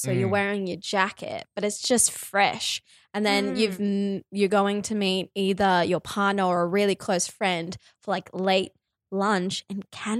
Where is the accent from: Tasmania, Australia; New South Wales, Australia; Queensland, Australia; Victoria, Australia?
Queensland, Australia; Cairns; I grew up in Cairns around cane fields